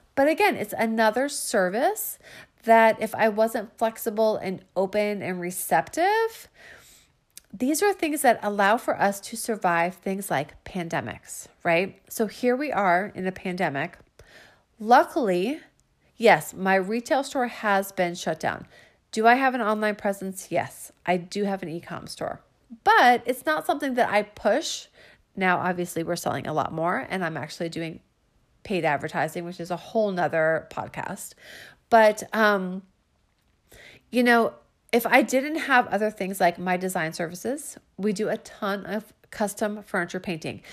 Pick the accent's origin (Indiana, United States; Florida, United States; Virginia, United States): Virginia, United States; Falls Church; in my hometown, meaning Northern Virginia, you know, like I'm from Falls Church